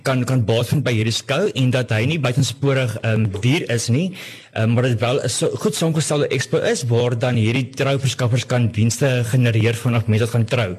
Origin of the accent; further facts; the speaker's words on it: Pretoria, Gauteng, South Africa; moved away; ek het in Pretoria groot geword